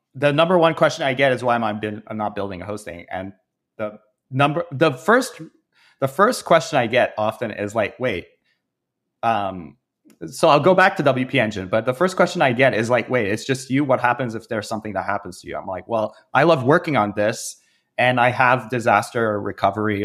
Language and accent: English; Canada; I'm Canadian